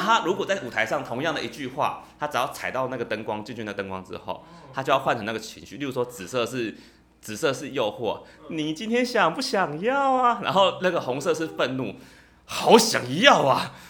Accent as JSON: {"language": "Chinese", "region": "Penghu County", "country": "Taiwan", "moved": "yes", "said": "我是来自澎湖，还非常 就是遥远的一个小乡下哦"}